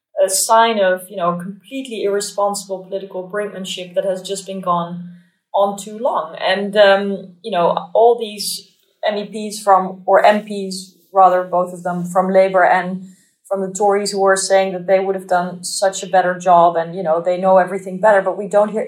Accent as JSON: {"language": "English", "country": "Netherlands", "said": "I'm from the Netherlands"}